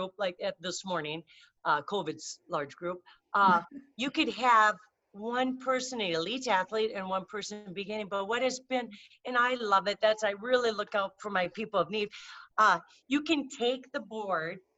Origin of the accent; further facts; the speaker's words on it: Minnesota, United States; I'm from Minnesota.